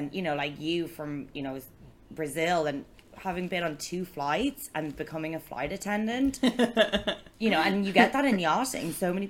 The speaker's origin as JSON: {"language": "English", "country": "Antigua & Barbuda", "tie": "born or raised there", "also_born_or_lived": "France", "said": "I was born in France, and we moved to Antigua."}